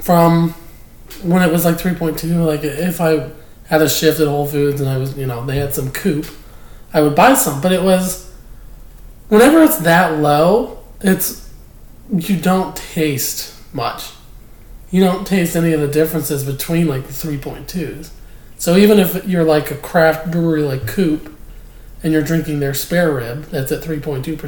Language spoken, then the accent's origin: English; Pennsylvania, United States; moved away; growing up in Pennsylvania